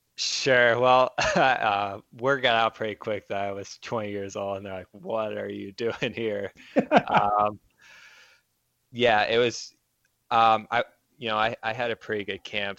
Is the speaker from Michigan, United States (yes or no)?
yes; Monroe, Michigan, United States; moved away as an adult; also born or lived in Pittsburgh, Pennsylvania; now in New York, United States; I was born and raised in Monroe.